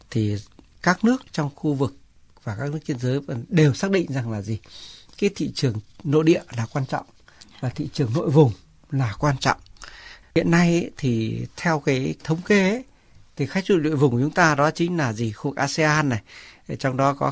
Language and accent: Vietnamese; Vietnam; Đây là lần đầu tiên tôi quay lại Việt Nam đem theo người chồng, người ở Canada đến để giới thiệu um, quê hương của mình.